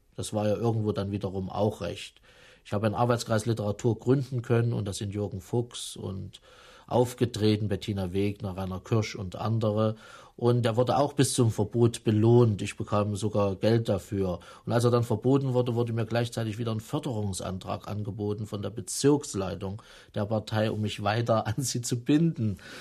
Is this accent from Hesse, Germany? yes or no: no; Jena, Thuringia, Germany; moved away as an adult; also born or lived in East Berlin; Ich bin in Thüringen geboren, in, in einer kleineren Stadt, Jena